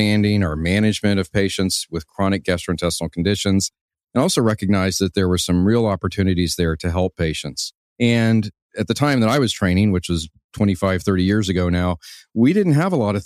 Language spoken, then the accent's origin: English; Houston, Texas, United States; I was born and raised in Houston, Texas